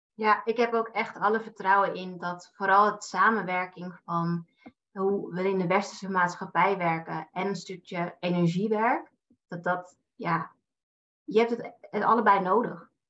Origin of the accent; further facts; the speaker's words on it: Amsterdam, North Holland, Netherlands; now in Naarden, Netherlands; Ik kom uit Amsterdam en ik woon in Naarden samen met mijn vriend